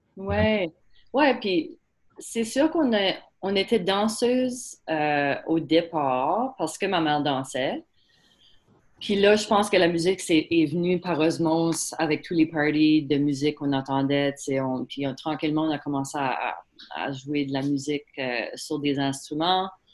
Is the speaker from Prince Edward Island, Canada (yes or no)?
yes; Prince Edward Island, Canada; c'est sûr qu'on est acadien